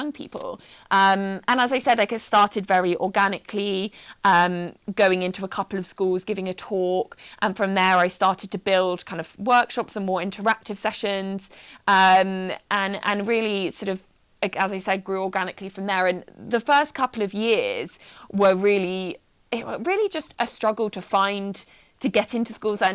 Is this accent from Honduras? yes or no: no; Wiltshire, South West England, United Kingdom; I grew up in Wiltshire, in a small town. I was an army kid